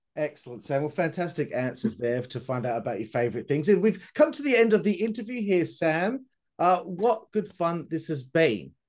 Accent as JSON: {"language": "English", "country": "Australia", "said": "I'm Australian. We're terrible at, at uh, pronouncing anything."}